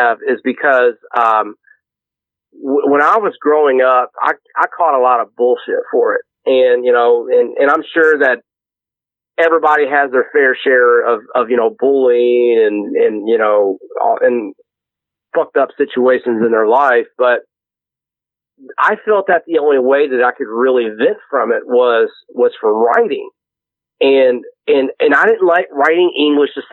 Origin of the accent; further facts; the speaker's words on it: Louisville, Kentucky, United States; I came from a rough suburb in Louisville, and Anomaly will tell you that I'm from Shively